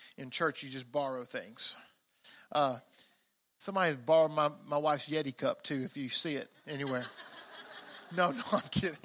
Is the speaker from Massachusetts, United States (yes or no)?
no; Mississippi, United States; I grew up in Mississippi